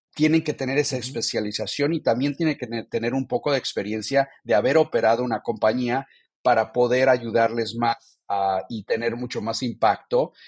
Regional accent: Mexico City, Mexico; moved away; also born or lived in Tijuana / San Diego; Yo nací, crecí en México, en la Ciudad de México

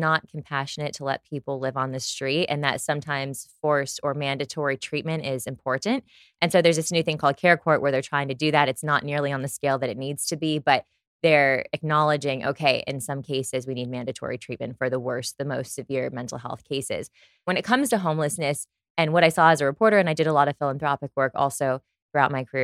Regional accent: Los Angeles, California, United States; I was born and raised outside of Los Angeles in the Valley.

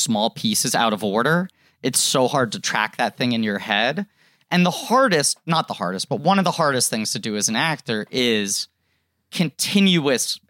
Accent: New York, United States; As a young child growing up in New York

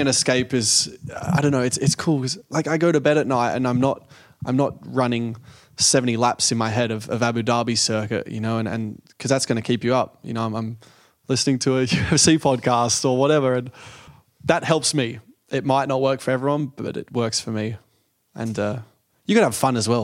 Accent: Australia; being Australian

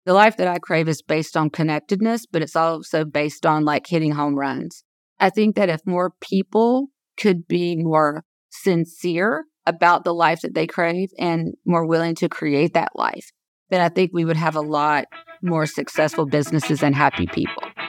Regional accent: South Georgia, United States; I was born and raised in South Georgia

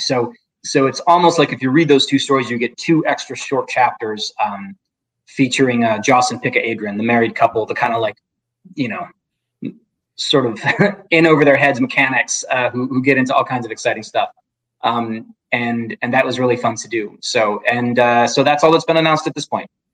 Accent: Midwest, United States; I grew up in the Midwest

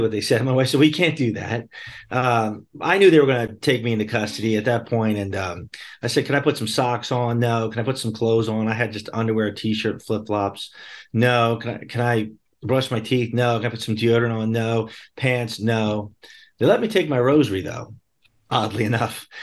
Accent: Bucks County, Pennsylvania, United States; I grew up in southeastern Pennsylvania, uh, in Bucks County, P A, just outside of Philadelphia

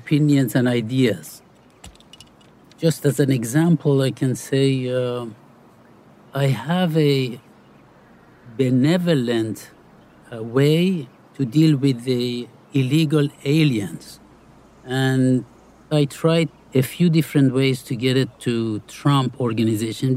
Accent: Iran; now in Florida, United States; I grew up in Iran

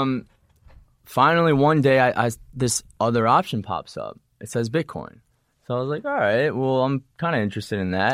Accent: Illinois, United States; also born or lived in Wisconsin; I'm from Illinois. Uh, I was just born there.

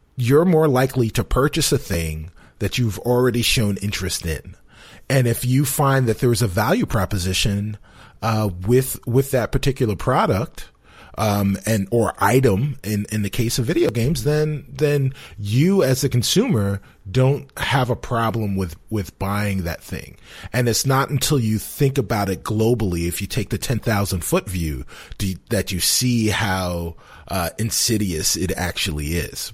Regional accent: New York City, New York, United States; moved away as an adult; now in Chicago, United States; I am from the South Bronx, nine blocks from the stadium.

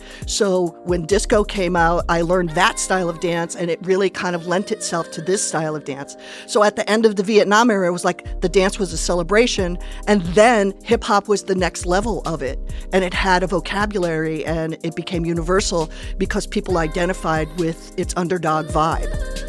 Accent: Connecticut, United States; And I'm a breakdancer from the 80s who became a stand-up comic. I grew up in Connecticut, believe it or not.

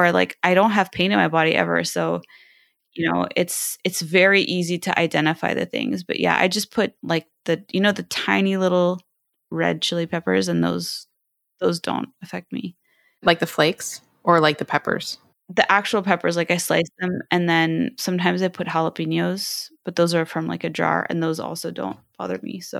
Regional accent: China; also born or lived in Southeast Asia; See, I was raised in Southeast Asia and and in China, and I love spicy food

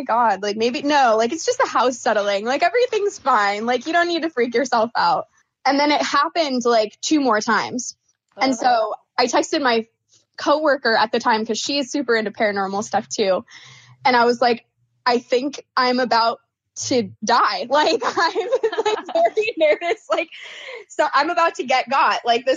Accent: Oregon, United States; moved away as an adult; now in Phoenix, United States; I was born and raised in Oregon

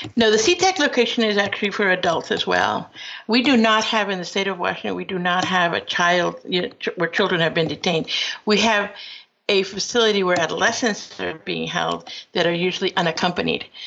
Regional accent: Peru; now in United States; I am from Peru, uh, but my father was invited to this country and uh, went to school at Cornell, and returned to Peru, where I was born, and then later on decided to come back to the United States

